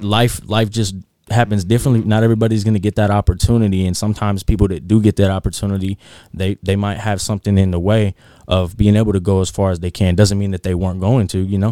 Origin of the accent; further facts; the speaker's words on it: North Highlands, California, United States; I grew up in North Highlands